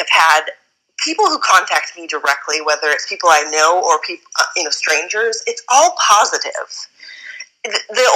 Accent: Midwest, United States; growing up in the Midwest

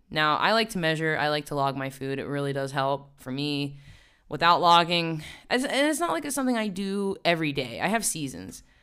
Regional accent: West Virginia, United States; moved away as an adult; now in New York, United States; I grew up in the woods. I really did, in the mountains

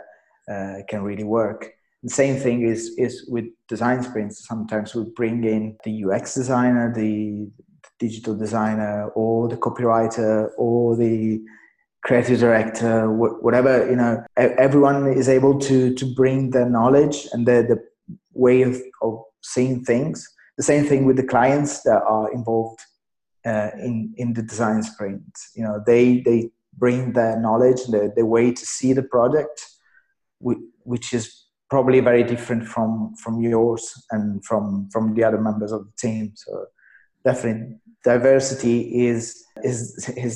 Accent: Italy; also born or lived in London, United Kingdom / Spain; decided to move back to my hometown. Here I worked for one of the biggest agencies in Italy

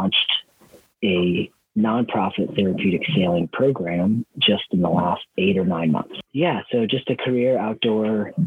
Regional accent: Wisconsin, United States; moved away as an adult; also born or lived in Idaho; I grew up in Wisconsin on a dairy farm. I moved to Idaho when I was 18

